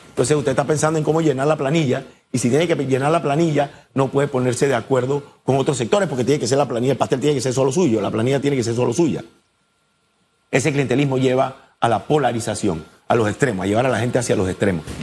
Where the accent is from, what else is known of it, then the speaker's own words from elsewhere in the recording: Panama; Somos panameños antes que cualquier cosa.